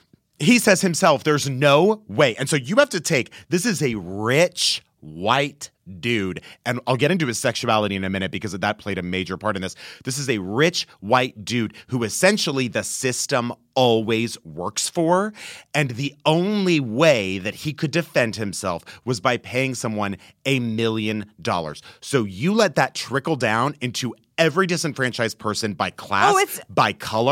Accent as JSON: {"language": "English", "region": "Texas", "country": "United States", "tie": "born or raised there", "said": "I grew up in Texas."}